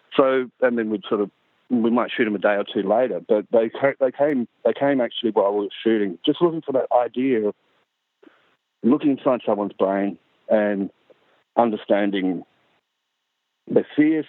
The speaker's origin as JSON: {"language": "English", "region": "Central Australia", "country": "Australia", "tie": "born or raised there", "said": "Aboriginal from Central Australia"}